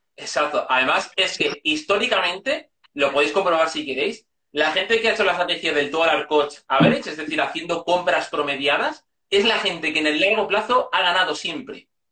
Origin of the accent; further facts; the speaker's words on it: Segovia, Castile and León, Spain; moved away; also born or lived in Madrid; soy de Segovia, pero llevaba 10 años viviendo en Madrid por estudios